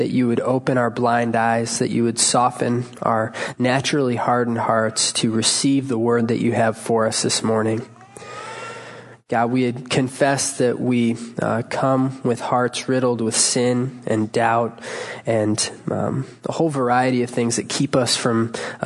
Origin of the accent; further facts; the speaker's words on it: Cleveland, Ohio, United States; I hail from Cleveland, Ohio